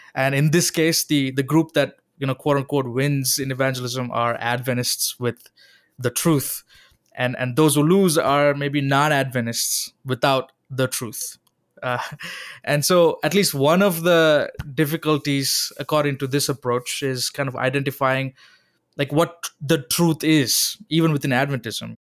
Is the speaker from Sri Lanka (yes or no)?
yes; Sri Lanka; moved away; Growing up in Sri Lanka